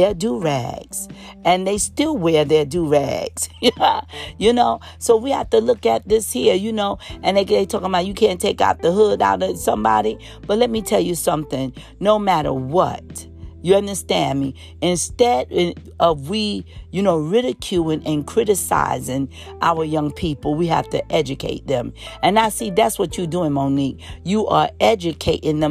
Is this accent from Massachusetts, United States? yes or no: no; New York City, New York, United States; growing up in New York City